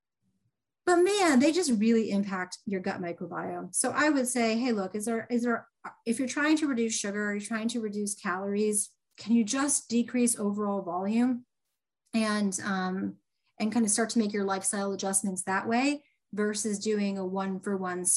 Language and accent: English; Indiana, United States; I'm from Indiana